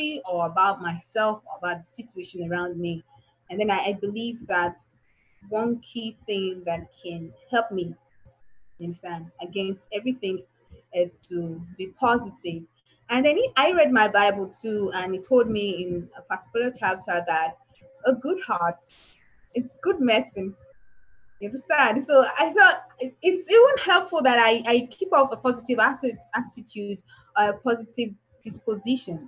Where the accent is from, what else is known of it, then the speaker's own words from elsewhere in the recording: Nigeria; why was I born in Nigeria